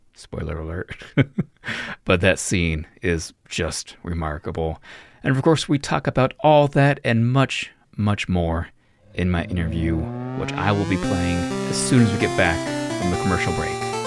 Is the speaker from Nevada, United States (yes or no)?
yes; Reno, Nevada, United States; I'm from Reno, Nevada, so gambling was everywhere